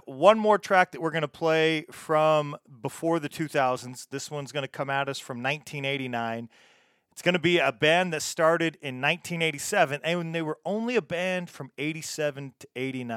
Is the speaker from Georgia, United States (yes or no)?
no; Salt Lake City, Utah, United States; my hometown here in Salt Lake City, Utah.